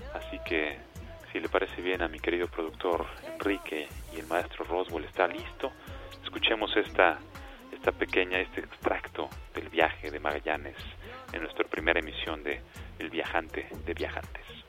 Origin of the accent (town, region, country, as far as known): Mexico